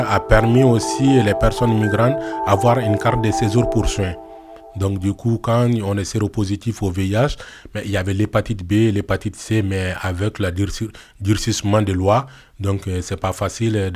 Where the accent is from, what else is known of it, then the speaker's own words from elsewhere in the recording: Mali; moved away; Je suis parti du Mali, donc je fais le Sahara, l'Algérie, la Libye, et je pris le bateau pneumatique pour arriver en Italie.